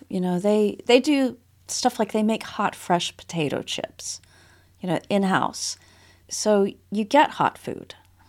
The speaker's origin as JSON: {"language": "English", "region": "Texas", "country": "United States", "said": "Yeah. I mean, as a Texan"}